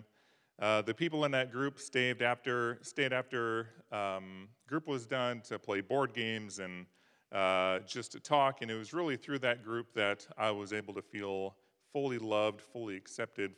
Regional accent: Midwest, United States; now in Davis, United States; I grew up in the Midwest on farms and ranches

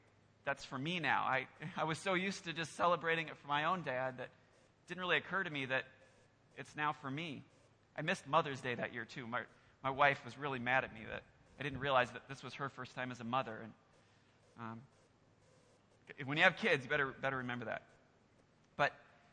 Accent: Iowa, United States; now in Lansing, United States; I'm actually from Iowa originally, so I'm still getting used to Lansing

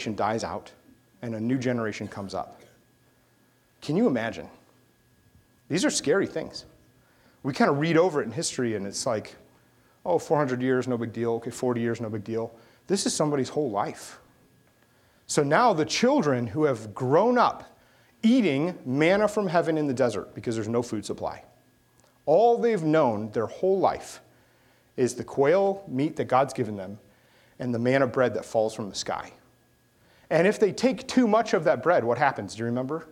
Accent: United States; We're just Christians, and then we're Americans.

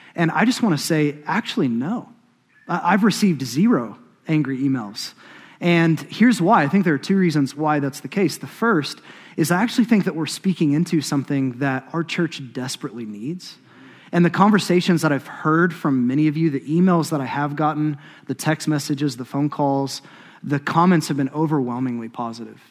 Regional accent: Choctaw, Oklahoma, United States; I'm from Choctaw, Oklahoma

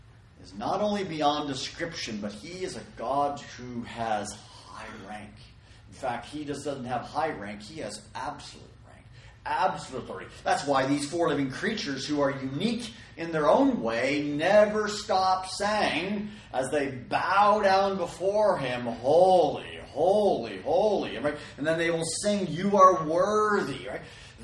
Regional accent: Canada; now in California, United States; I grew up in Canada

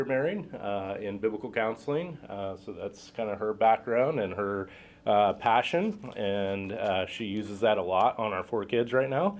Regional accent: Montana, United States; moved away as an adult; now in St. Louis, United States; I grew up in Montana because my dad relocated there after college

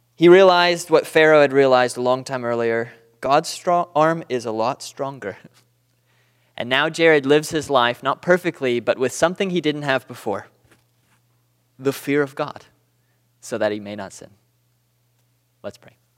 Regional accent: Southern California, United States; moved away as an adult; now in Booneville, United States; I'm from Southern California

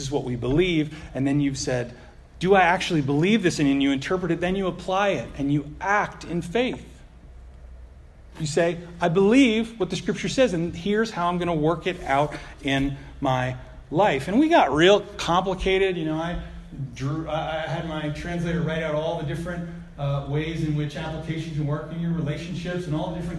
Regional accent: United States; I'm an American

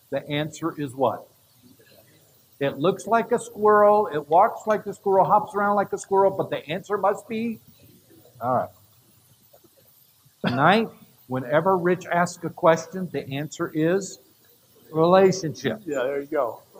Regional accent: Canada; I grew up in Canada in the bush.

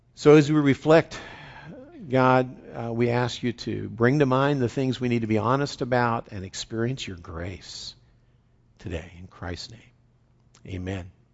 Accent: West Virginia, United States; a saying I grew up with in West Virginia

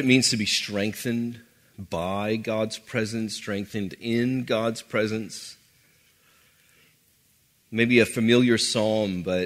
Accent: New Orleans, Louisiana, United States; I grew up in New Orleans, typical New Orleans upbringing

